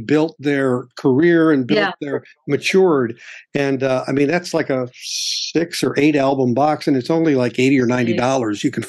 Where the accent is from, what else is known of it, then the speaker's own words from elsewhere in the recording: Illinois, United States; because the big radio stations where I grew up were in Chicago.